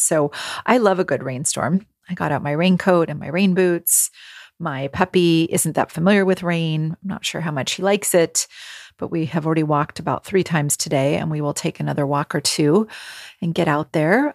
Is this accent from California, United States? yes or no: yes; California, United States; moved away as an adult; also born or lived in New England / Rhode Island; I am born and raised in California